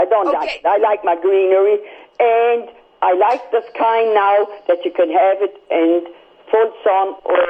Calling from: Sydney, New South Wales, Australia

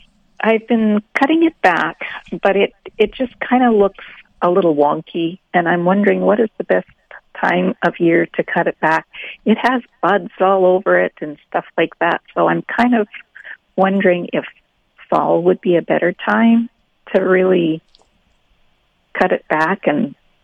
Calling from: New Bothwell, Manitoba, Canada; New Bothwell.

